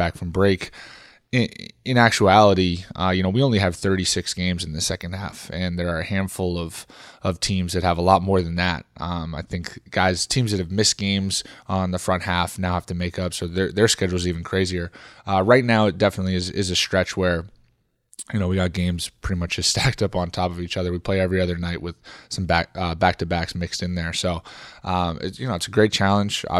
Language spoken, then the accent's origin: English; Northeast, United States; moved away; I'm a guy who grew up in the Northeast